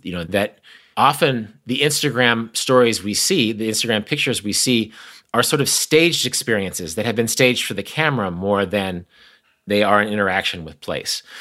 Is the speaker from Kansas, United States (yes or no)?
yes; Kansas, United States; I'm from Kansas. My sister lives less than two miles from where I'm talking to you right now